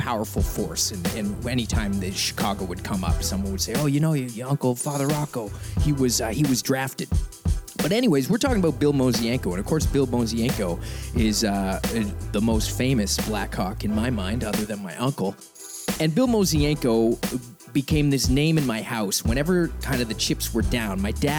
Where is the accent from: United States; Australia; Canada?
Canada; Halifax, Nova Scotia; and I grew up in Halifax